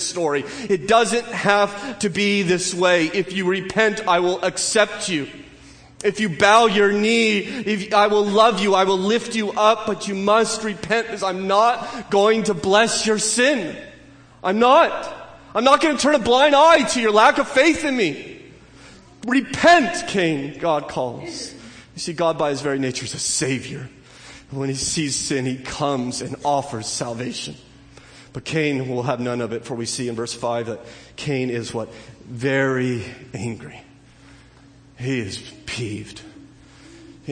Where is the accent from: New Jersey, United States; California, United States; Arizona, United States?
California, United States; Southern; growing up in Southern California.